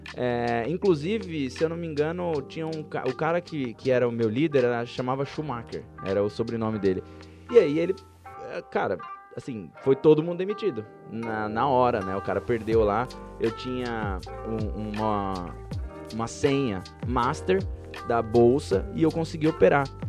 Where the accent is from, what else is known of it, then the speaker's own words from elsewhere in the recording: São Paulo, Brazil; eu vinha da Brasilândia, eu morava na Brasilândia, região, região pobre de São Paulo